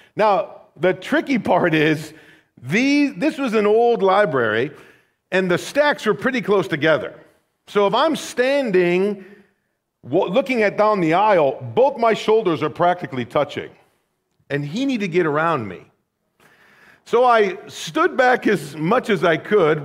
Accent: United States

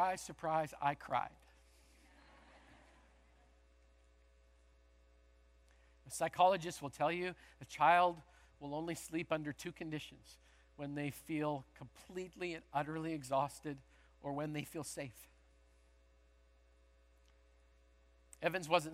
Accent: Canada; moved away; originally I'm from Canada

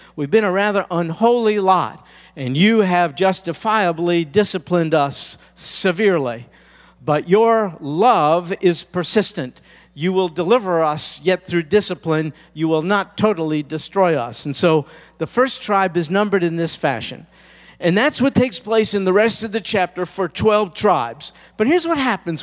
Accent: United States; particularly as American Christians.

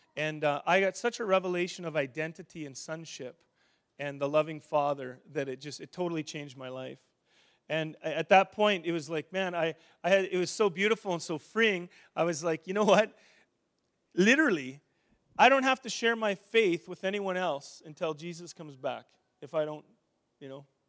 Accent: Saskatchewan, Canada; also born or lived in Edmonton; now in Winnipeg, Canada; I grew up in Saskatchewan

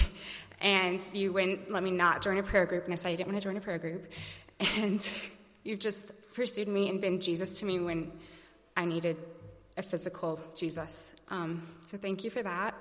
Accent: Alabama, United States; now in St. Louis, United States; I was actually born here in St. Louis, moved away and um, to Alabama, I was raised in Alabama

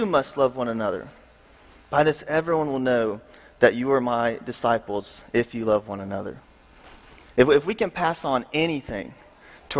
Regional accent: Memphis, Tennessee, United States; moved away as an adult; also born or lived in Chattanooga, Tennessee; I'm from Memphis, Tennessee

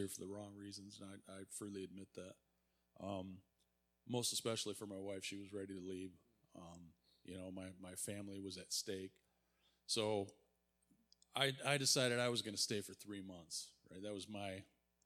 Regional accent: Warren, Michigan, United States; I'm from Warren, Michigan.

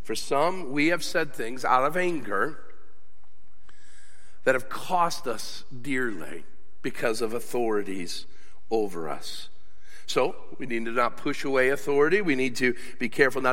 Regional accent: United States; I'm an American

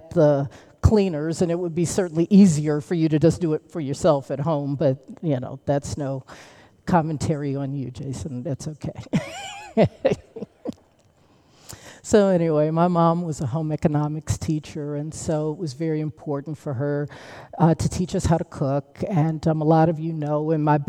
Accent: United States; I'm from Washington, but my folks are from the great state of Alabama.

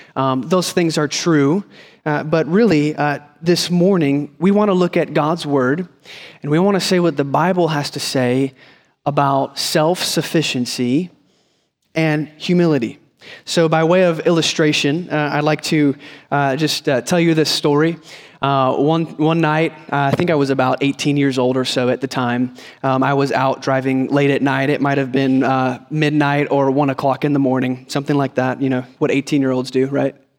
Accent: Northeast Ohio, United States; moved away; I grew up in Ohio, Northeast Ohio, so winters were long.

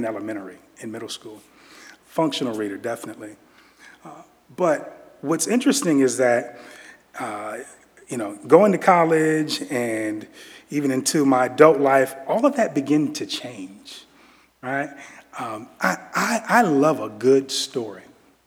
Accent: Virginia, United States; I'm from Virginia. I am from Virginia, and I'm a DMV guy

